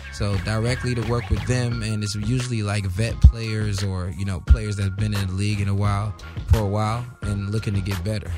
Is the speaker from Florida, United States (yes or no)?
yes; Boynton Beach, Florida, United States; moved away as an adult; now in Los Angeles, United States; I'm from Florida, Boynton Beach, Florida